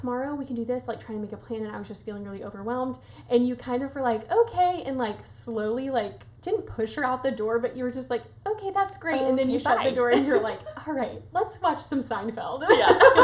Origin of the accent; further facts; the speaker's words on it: Nashville, Tennessee, United States; I also born and raised in Nashville